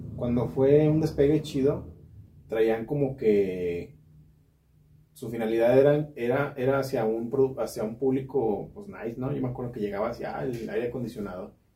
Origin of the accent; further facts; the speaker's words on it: Guadalajara, Jalisco, Mexico; now in Guanajuato, Mexico; yo soy de Guadalajara